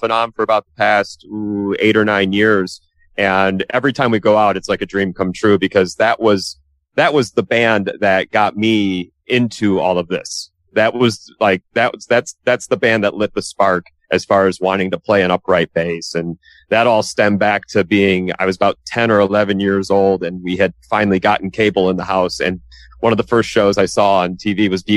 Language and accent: English; Detroit, Michigan, United States; I grew up in Metro Detroit